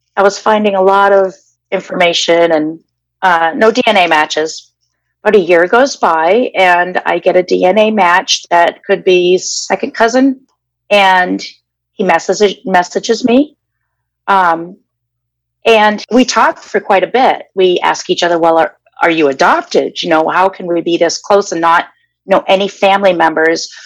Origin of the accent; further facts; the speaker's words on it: Danvers, Massachusetts, United States; now in Glendale, United States; originally I'm from Danvers, Massachusetts. That's where I was uh, born and raised.